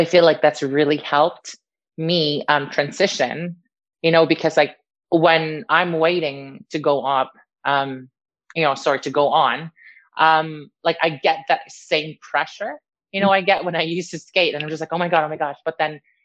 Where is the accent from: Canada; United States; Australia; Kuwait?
Canada; also born or lived in Niagara Falls / Philippines; now in Wales, United Kingdom; I'm Canadian